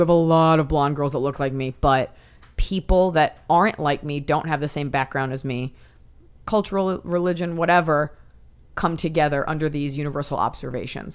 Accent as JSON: {"language": "English", "country": "United States", "said": "as an American"}